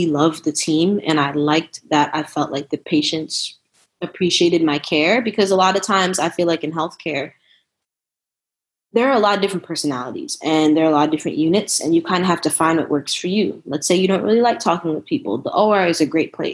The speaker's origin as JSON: {"language": "English", "region": "New Jersey", "country": "United States", "tie": "born or raised there", "also_born_or_lived": "Brooklyn, New York / Philadelphia / Nashville / San Antonio", "moved": "as an adult", "lives_now": "Austin, United States", "said": "I'm originally from New Jersey, born in Brooklyn, raised in Jersey. I currently live in Austin, Texas"}